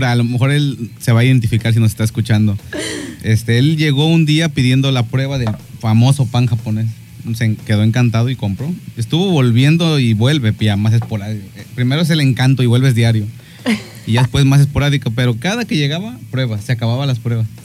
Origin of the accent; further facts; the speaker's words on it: Mexico; hay que este, olvidarnos de esa, esa mala costumbre de como todo mexicano